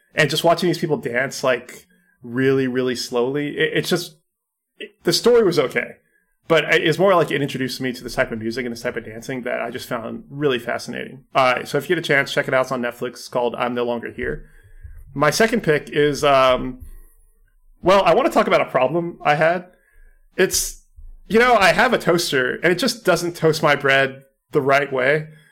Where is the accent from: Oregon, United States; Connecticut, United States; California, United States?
California, United States; growing up in California